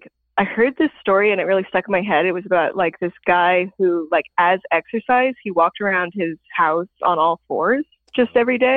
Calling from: Oakland, California, United States; I'm calling from Oakland, California.

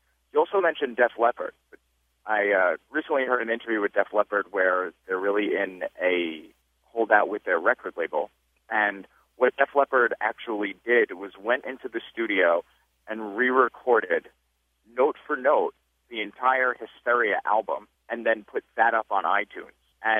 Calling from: New York City, New York, United States; calling from Staten Island.

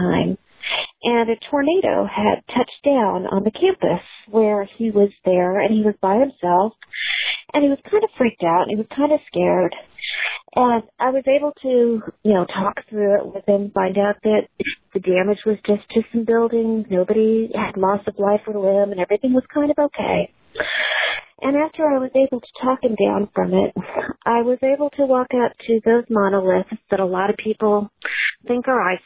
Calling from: Hickory Creek, Texas, United States; I'm calling from Hickory Creek, Texas, just north of Dallas.

